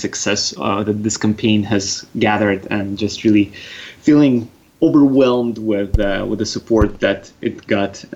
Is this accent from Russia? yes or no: yes; Russia; accent: Russian; also born or lived in Canada; I do have a bit of a Russian there